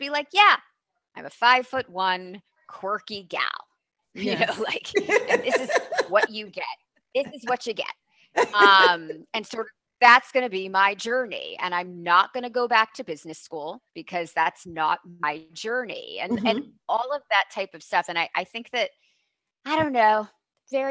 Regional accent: New Jersey, United States; moved away; I grew up in New Jersey and on the East Coast

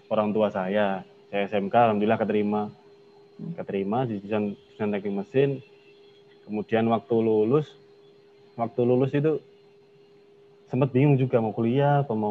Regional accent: Tuban, East Java, Indonesia; Tuban saya asal Tuban.

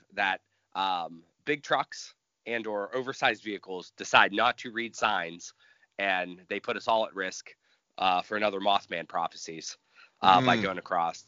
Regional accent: United States; growing up in America

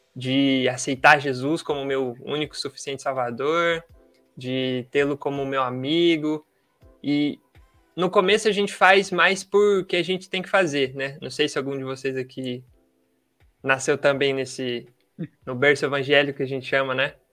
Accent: Marília, São Paulo, Brazil; sou daqui de Marília, no interior de São Paulo

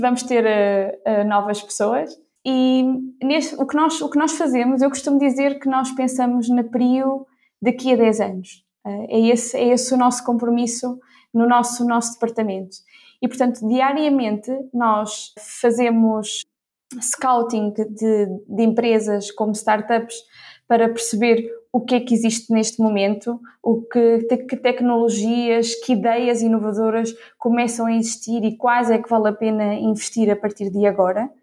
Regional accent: Ílhavo, Centro, Portugal; also born or lived in Porto; Fiz, fiz por cá a, a minha escola, portanto, desde o, desde o ensino básico ao ensino secundário

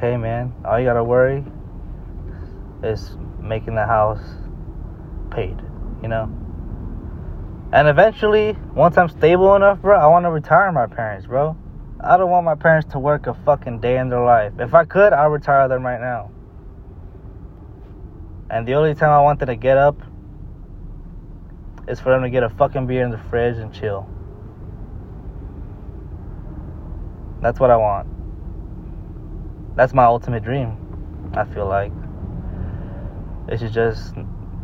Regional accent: United States; we're born in the United States and we're American

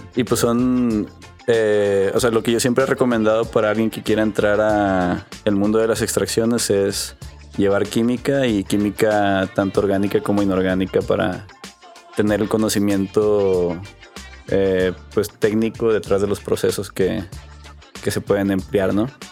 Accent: Monterrey, Nuevo León, Mexico; also born or lived in McAllen, Texas, United States; nací en Texas, en McAllen. A los seis años nos, nos, movimos para acá, para Monterrey, y pues prácticamente aquí crecí

